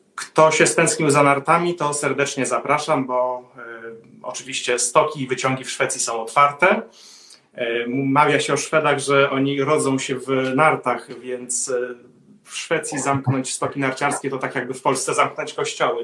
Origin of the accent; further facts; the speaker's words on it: Warsaw, Masovian Voivodeship, Poland; moved away as an adult; now in Sweden; jestem warszawiakiem z urodzenia